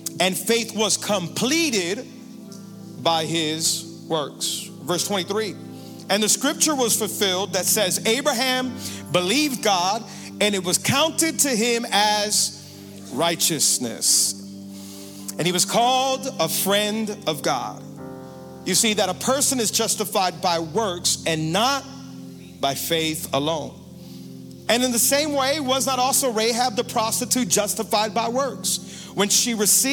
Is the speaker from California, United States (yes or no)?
no; Miami, Florida, United States; I am from Miami, born and raised